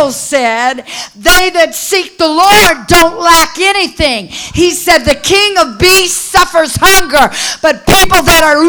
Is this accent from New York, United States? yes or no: no; Southern California, United States; I was raised in Southern California